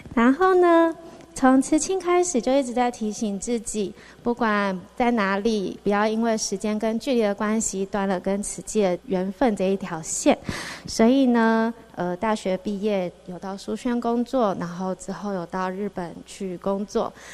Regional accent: Xizhi, New Taipei, Taiwan; also born or lived in Wanhua, Taipei / Hualien; now in Taipei, Taiwan; 我小时候是住在戏子 然后戏子就一直在淹水

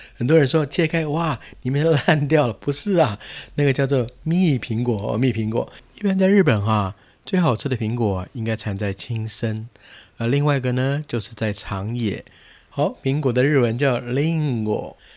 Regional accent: Taiwan; 我们这些来自海外的台湾的观光客

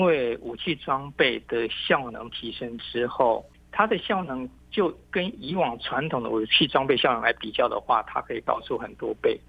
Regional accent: Taiwan; 我们台湾

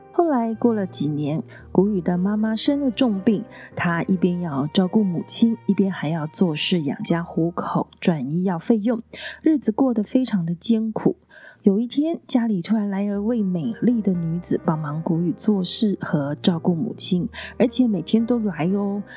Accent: Tainan, Taiwan; 在我的家乡台南

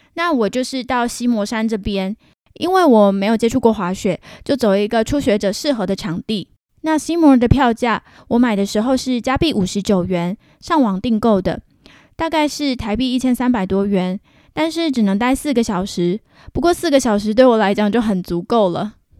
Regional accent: southern Taiwan, Taiwan; moved away as an adult; now in Vancouver, Canada; 我是南部的小孩嘛

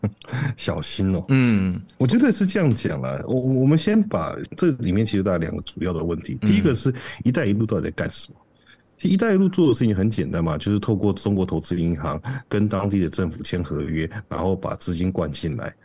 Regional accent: Taiwan; moved away as an adult; now in United States; 我因为我台湾人嘛

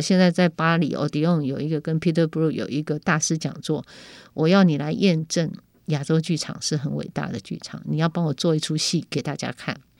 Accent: Keelung, Taiwan; 因为我是从基隆出生的

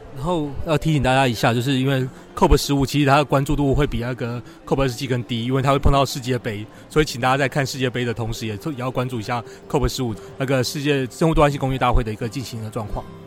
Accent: Taiwan; 是我们台湾这边在思考这个议

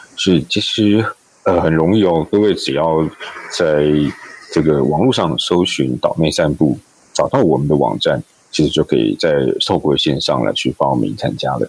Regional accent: Taipei, Taiwan; 因为我从小就在大稻埕出生长大嗯。我在，我们家族也在大稻埕住了好几代了

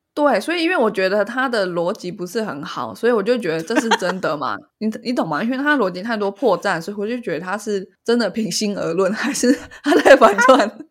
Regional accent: Taiwan; 我是一个台湾人

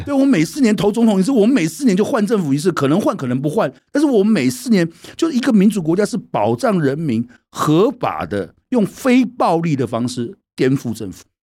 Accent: Taiwan; 过去我们所受的教育，在台湾

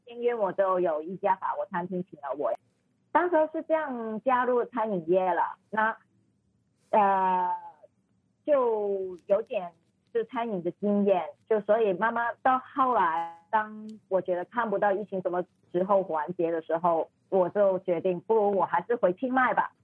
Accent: Hong Kong; Chinese is a second language; moved away as an adult; also born or lived in Bangkok, Thailand; now in Chiang Mai, Thailand; 我是香港人

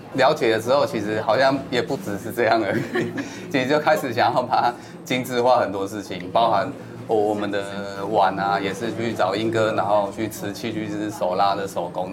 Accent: Taipei, Taiwan; 因为是在这边土生土长

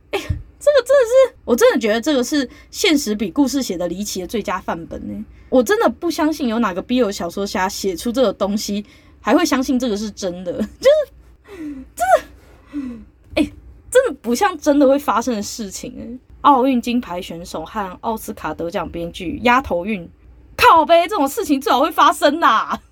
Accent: Taiwan; 我们台湾人也比二十年前、三十年前更注重所谓的体育赛事

